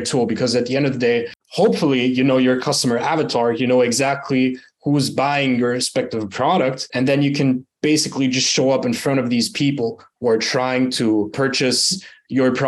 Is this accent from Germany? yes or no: yes; Germany; moved away as an adult; also born or lived in United Arab Emirates; now in Bali, Indonesia; born and raised in Germany, actually emigrated to the UAE the last year in September, moved to Bali. So I'm living in Bali right now.